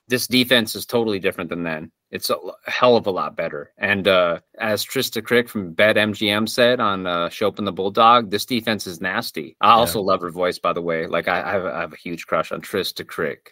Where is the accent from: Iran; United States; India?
United States; Rapid City, South Dakota; moved away; I'm not from Buffalo and I adopt this city. I, I, I, say it's my hometown. If it weren't for being born in Rapid City, South Dakota